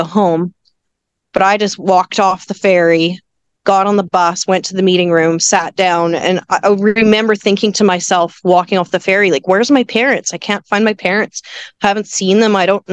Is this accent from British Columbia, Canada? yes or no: yes; Vancouver, British Columbia, Canada; also born or lived in Victoria; I was born in Vancouver